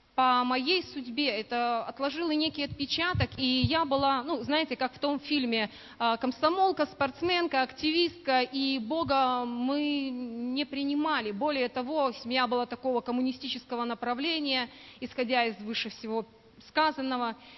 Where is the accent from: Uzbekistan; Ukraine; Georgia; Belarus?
Belarus; moved away as an adult; now in Buryatia, Russia; я сама родом из Белоруссии